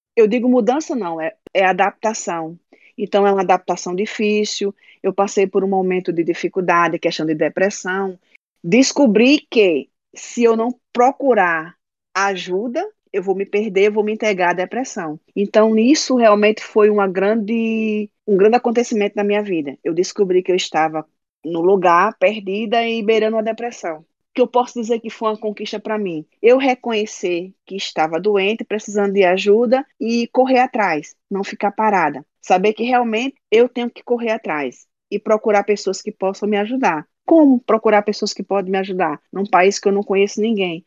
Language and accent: Portuguese; Natal, Rio Grande do Norte, Brazil; moved away as an adult; also born or lived in Paraíba; now in Sweden; sou da Paraíba, mas morei em Natal, né? Desde criança. Sou natalense